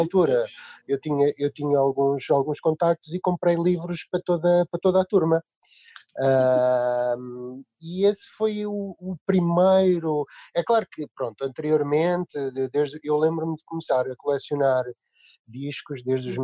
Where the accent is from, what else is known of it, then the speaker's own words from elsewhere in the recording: Leiria, Leiria District, Portugal; por acaso somos de Leiria